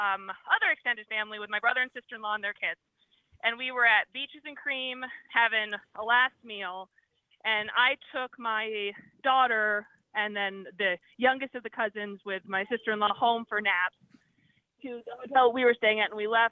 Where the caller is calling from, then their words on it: Florida, United States; I'm calling you from Walt Disney World.